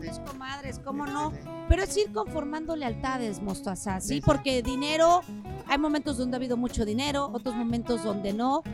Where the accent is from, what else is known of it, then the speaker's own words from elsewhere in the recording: Veracruz, Mexico; moved away as an adult; now in Mexico City, Mexico; lo digo como jarocha, lo digo como mexicana